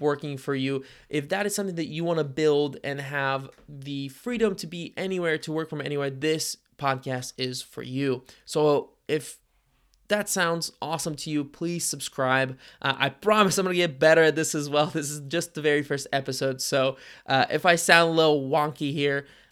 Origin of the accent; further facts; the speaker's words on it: Cincinnati, Ohio, United States; I grew up in Cincinnati, Ohio, and we have a pretty healthy startup ecosystem here.